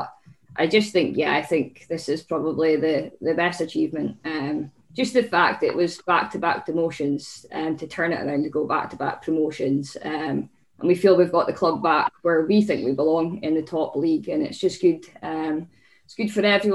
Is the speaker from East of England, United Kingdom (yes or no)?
no; Aberdeen, Scotland, United Kingdom; also born or lived in Portlethen; I'm born and bred Aberdeen